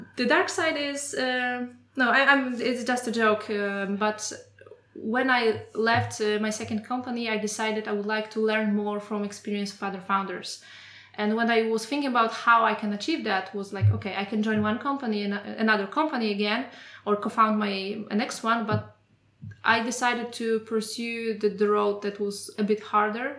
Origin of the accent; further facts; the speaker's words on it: Poland; moved away as an adult; now in Germany; I'm coming from Poland and like the work environment eight years ago was completely different from what I experienced mm-hmm. here in mm-hmm. Germany